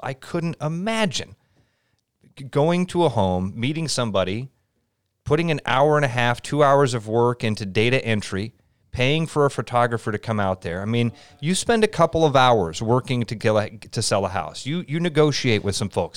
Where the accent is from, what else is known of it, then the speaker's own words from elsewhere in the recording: Pleasant Hill, Iowa, United States; I grew up in Pleasant Hill, uh, a little suburb on the east side of Des Moines.